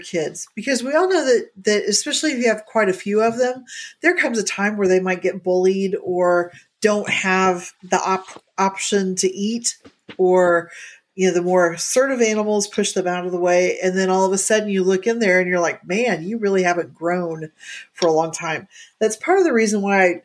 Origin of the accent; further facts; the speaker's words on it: Indiana, United States; moved away; when I grew up in Indiana